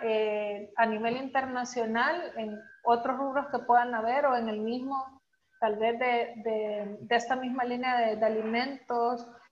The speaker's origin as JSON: {"language": "Spanish", "country": "El Salvador", "said": "como salvadoreños"}